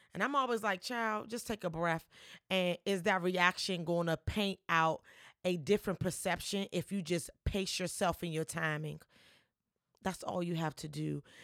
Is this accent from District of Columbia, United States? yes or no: yes; Washington, District of Columbia, United States; I am a Washingtonian. I was born, raised, and I still live here and pay property tax